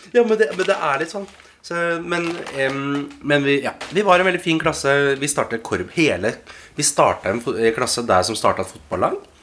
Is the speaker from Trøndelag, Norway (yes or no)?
no; Oslo, Norway; jeg har vokst opp her i Oslo